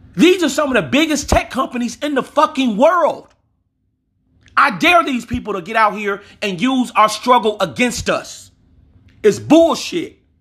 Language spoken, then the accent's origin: English; Louisiana, United States; I'm from Louisiana.